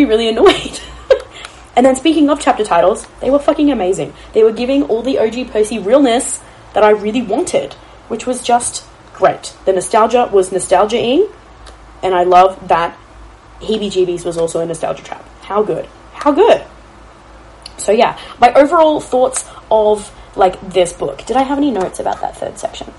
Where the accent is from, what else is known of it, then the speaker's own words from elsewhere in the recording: Australia; I am Australian